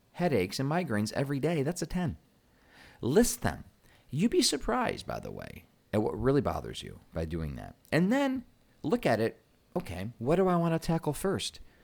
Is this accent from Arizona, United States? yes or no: no; Michigan, United States; I'm from Michigan, so we call it pop